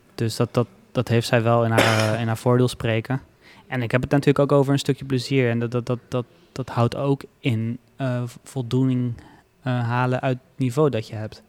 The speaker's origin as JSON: {"language": "Dutch", "country": "Netherlands"}